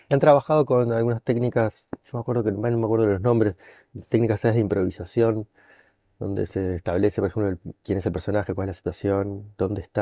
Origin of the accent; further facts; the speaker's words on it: Uruguay; moved away; Yo soy uruguayo